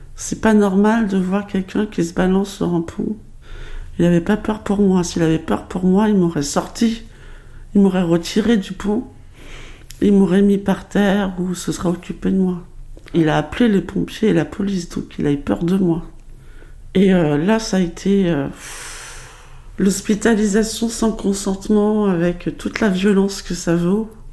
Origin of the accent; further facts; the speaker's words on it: Paris, Île-de-France, France; also born or lived in Pointe-à-Pitre, Guadeloupe; je suis née euh, à Pointe-à-Pitre, en Guadeloupe. Les histoires de parents euh, divorcés avec une mère qui part à Paris pour travailler ont fait que, à l'âge de 6 ans, je me retrouve à Paris, dans le 18e arrondissement